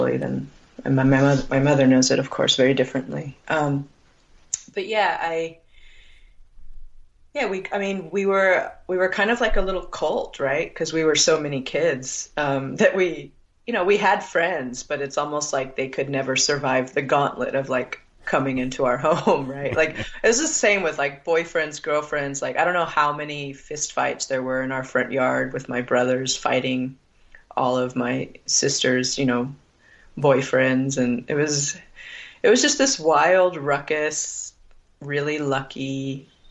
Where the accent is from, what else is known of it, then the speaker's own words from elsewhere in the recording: Needles, California, United States; now in Arizona, United States; I now live on the Arizona side, but I grew up on the California side in Fort Mojave, which is on the edge of Needles, California, and the Colorado River